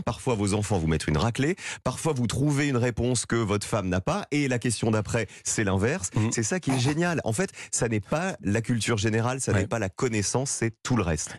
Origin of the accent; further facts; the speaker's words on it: Digne-les-Bains, Provence-Alpes-Côte d'Azur, France; Je suis de Digne